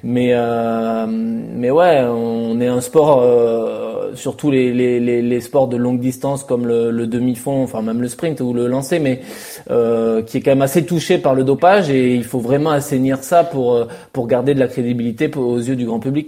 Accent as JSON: {"language": "French", "country": "France", "said": "quand on est français"}